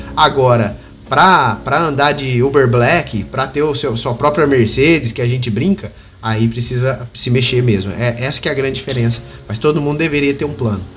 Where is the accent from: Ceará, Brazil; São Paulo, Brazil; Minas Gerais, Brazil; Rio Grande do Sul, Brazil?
São Paulo, Brazil; Batatais; now in Ribeirão Preto, Brazil; hoje eu moro em Ribeirão Preto, interior de São Paulo, mas aqui do lado tem a minha cidade natal, que é Batatais.